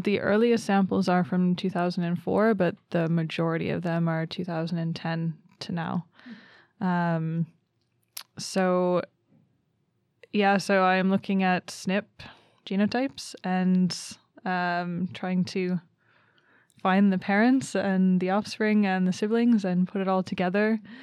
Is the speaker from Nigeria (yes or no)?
no; Canada; moved away as an adult; also born or lived in Reading, England; now in Umeå, Sweden; I'm from Canada.